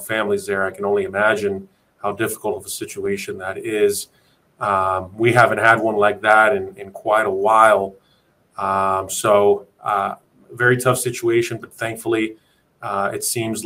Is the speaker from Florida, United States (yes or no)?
yes; Miami, Florida, United States; I'm born and raised in Miami, Florida. I've been living here my entire life